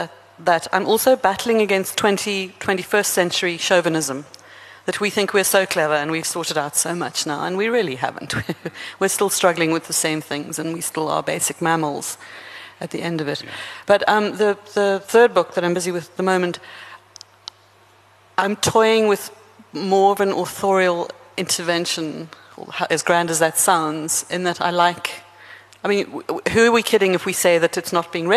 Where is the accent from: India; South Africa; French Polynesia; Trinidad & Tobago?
South Africa; I'm South African